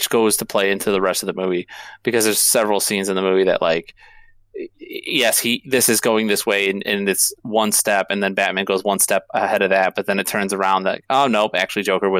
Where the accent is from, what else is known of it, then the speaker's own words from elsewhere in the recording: Chicago, Illinois, United States; I was born in Chicago. Mm-hmm. I live south of Chicago now, but I was born 59. I lived at 59th and Kedzie. I was up there till I was like almost 10 years old.